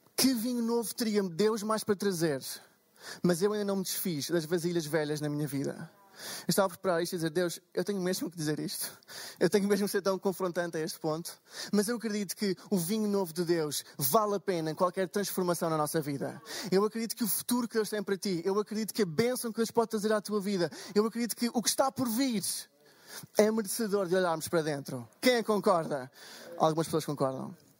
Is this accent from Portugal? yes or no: yes; Portugal; sou de Portugal